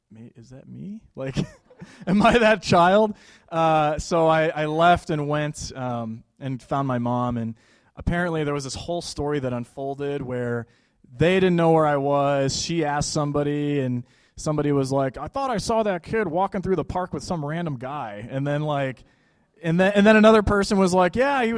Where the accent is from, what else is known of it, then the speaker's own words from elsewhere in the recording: Buffalo, New York, United States; I'm from Buffalo, New York